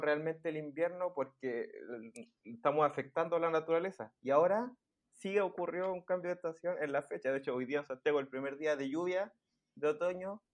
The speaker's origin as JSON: {"language": "Spanish", "town": "Santiago", "region": "Santiago Metropolitan Region", "country": "Chile", "said": "yo y el lugar que somos de Santiago"}